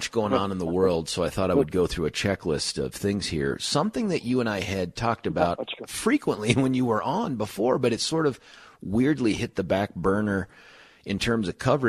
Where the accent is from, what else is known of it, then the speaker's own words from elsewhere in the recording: Colorado, United States; Like I was two when we moved out here, so I've been here for, you know, the other 37 years.